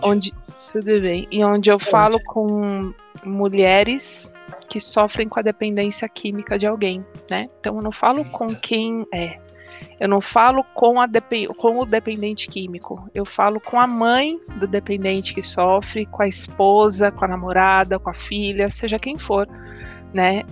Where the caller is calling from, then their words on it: São Paulo, Brazil; Eu falo de São Paulo